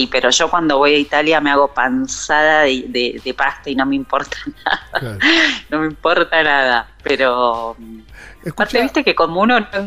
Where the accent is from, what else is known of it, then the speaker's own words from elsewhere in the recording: Buenos Aires, Argentina; also born or lived in Salta; yo soy porteña y vine en marzo por 10 días. Eh, y bueno, nunca, nunca más volví, así que acá sigo en Salta.